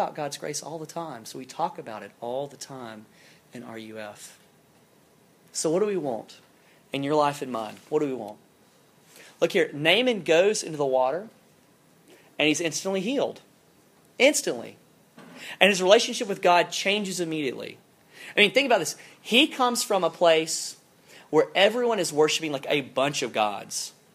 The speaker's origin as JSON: {"language": "English", "region": "South Alabama", "country": "United States", "tie": "born or raised there", "moved": "yes", "said": "I'm from South Alabama. I grew up, and we had some hunting land kind of growing up."}